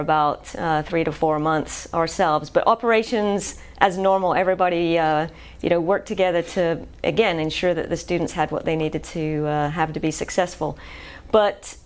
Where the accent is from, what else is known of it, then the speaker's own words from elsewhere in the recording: England, United Kingdom; moved away as an adult; now in Shreveport, United States; I'm originally from England